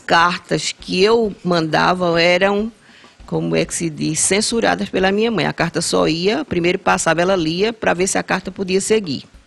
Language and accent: Portuguese; Brejo da Madre de Deus, Pernambuco, Brazil; also born or lived in Recife; now in Vitória de Santo Antão, Brazil; passei 12 anos lá. Cheguei antes de completar os dois anos